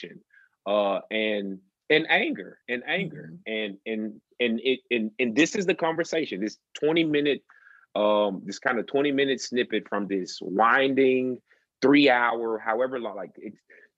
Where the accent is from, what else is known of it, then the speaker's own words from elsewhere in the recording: Northeast Mississippi, United States; I grew up in Northeast Mississippi.